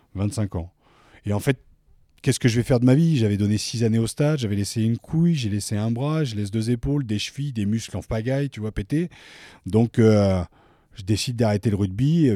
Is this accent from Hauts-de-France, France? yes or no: yes; Picardy, Hauts-de-France, France; moved away as an adult; also born or lived in Paris; je suis originaire de Picardie